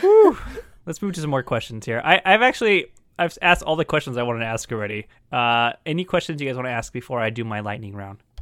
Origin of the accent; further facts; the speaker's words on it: California, United States; as a Californian